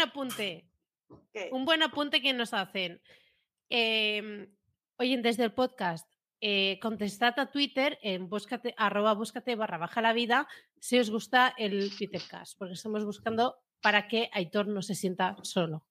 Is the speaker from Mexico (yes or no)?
no; Premià, Catalonia, Spain; de mi pueblo de Premia